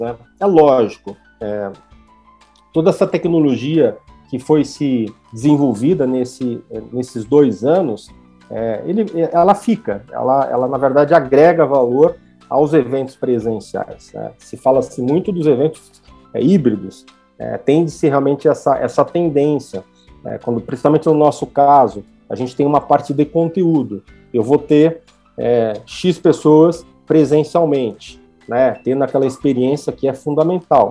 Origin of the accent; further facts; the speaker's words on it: Brazil; a gente é brasileiro